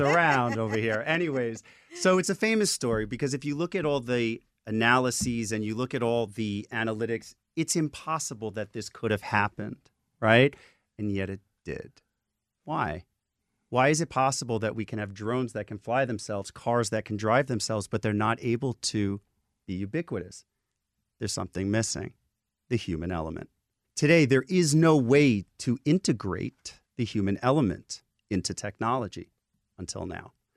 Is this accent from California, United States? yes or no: no; New York City, New York, United States; I'm a kid from the Bronx with no money